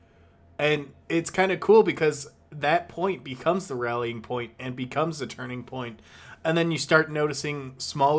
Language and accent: English; United States; as an American